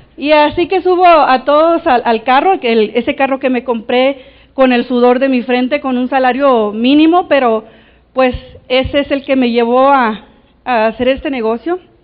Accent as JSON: {"language": "Spanish", "town": "Navojoa", "region": "Sonora", "country": "Mexico", "tie": "born or raised there", "said": "Nací, nací en Navojoa"}